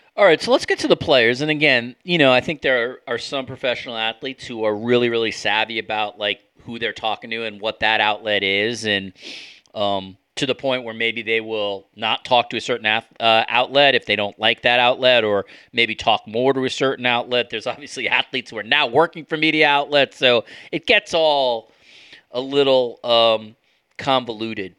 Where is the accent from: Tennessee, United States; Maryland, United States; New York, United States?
New York, United States; growing up in New York